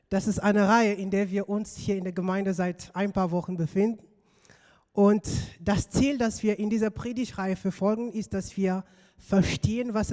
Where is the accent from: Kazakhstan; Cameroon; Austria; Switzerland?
Cameroon; moved away; ich komme aus Kamerun, dort bin ich aufgewachsen und ich bin dort in einem, sagen wir mal, religiösen Umfeld aufgewachsen.